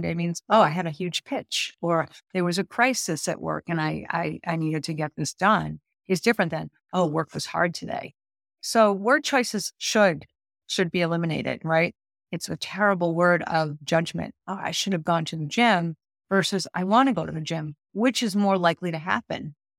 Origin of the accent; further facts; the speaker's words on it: Boston, Massachusetts, United States; I'm from Boston, so I'm a proud Bostonian.